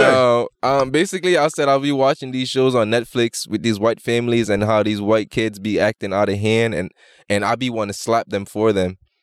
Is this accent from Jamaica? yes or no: yes; Jamaica; I'm Jamaican and being in Toronto